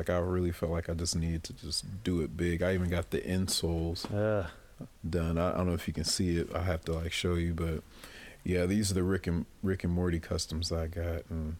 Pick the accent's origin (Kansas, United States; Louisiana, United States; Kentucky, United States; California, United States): Kentucky, United States; Louisville; now in Quad Cities, United States; I'm originally from Louisville, Kentucky.